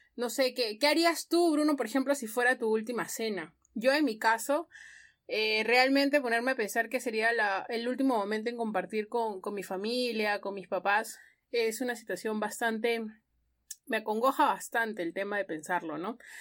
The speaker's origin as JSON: {"language": "Spanish", "region": "Ica", "country": "Peru", "moved": "yes", "lives_now": "Lima, Peru", "said": "yo no soy de Lima, soy de Ica"}